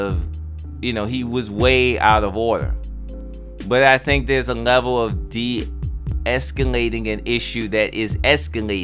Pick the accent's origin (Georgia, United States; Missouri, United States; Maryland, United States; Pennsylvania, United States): Maryland, United States; Baltimore; me growing up in Baltimore